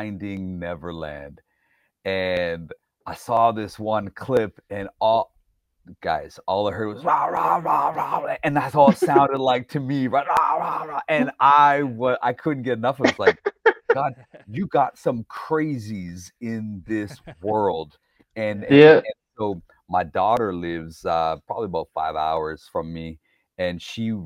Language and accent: English; Toronto, Ontario, Canada; So in the 80s for me growing up, I'm like one of five non-white kids in the Toronto area at the school that we went to, just a suburb outside of Toronto